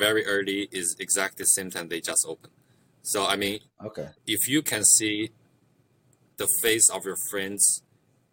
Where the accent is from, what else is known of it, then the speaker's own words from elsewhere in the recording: China; first language Mandarin; English is a second language; now in Canada; I grew up in China